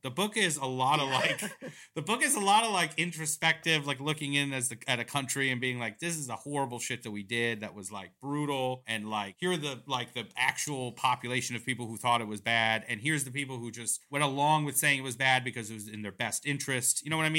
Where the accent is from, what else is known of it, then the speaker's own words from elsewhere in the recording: Iran; I am from Iran, okay.